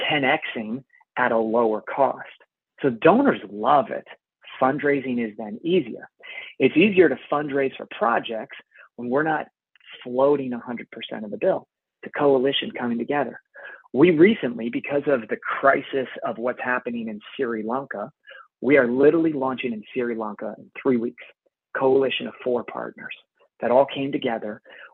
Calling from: Canada; I'm calling in from Canada.

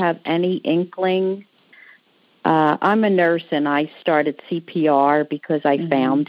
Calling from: Philadelphia, Pennsylvania, United States; I'm calling from Philadelphia.

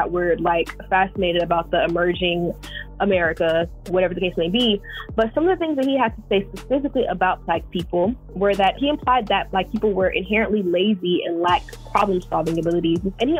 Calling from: Florida, United States; I am calling from Florida. I'm currently an undergrad student at Florida State University

